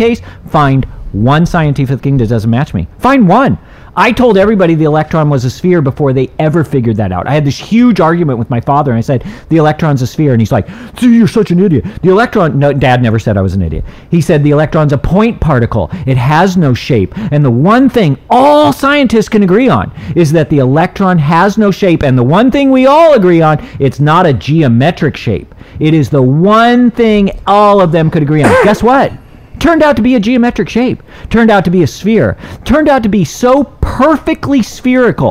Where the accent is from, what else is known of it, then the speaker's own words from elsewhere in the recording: Southern California, United States; I'm from Southern California. Where I'm from, this stuff is legal